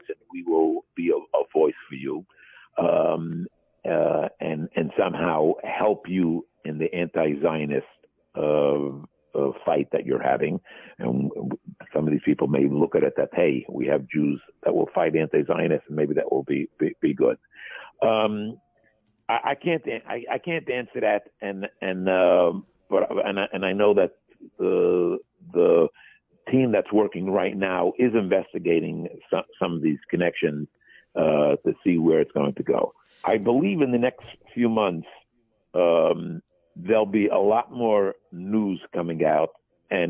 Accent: United States; I'm an American

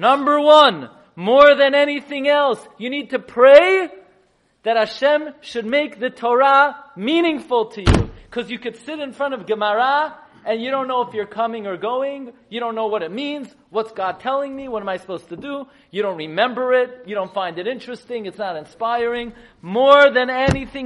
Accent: New York City, New York, United States; I grew up in Flatbush, on Avenue M and East 31st

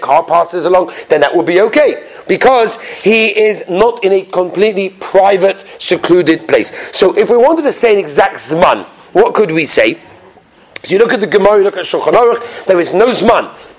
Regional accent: England, United Kingdom; I'm English. I guess that's what it is, right? When you're English, you go to these tours.

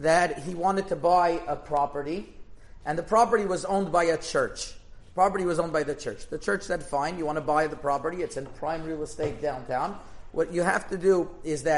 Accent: Canada; I'm Canadian.

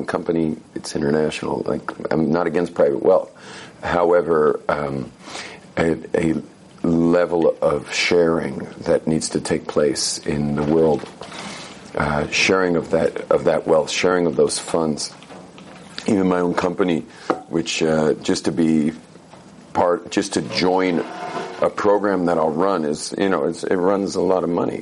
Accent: California, United States; Soy de California

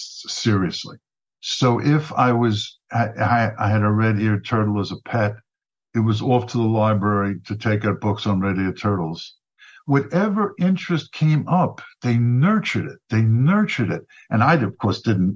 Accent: New York City, New York, United States; also born or lived in Flatbush, Brooklyn; in the middle of kindergarten, we moved from Flatbush to Regal Park, Queens

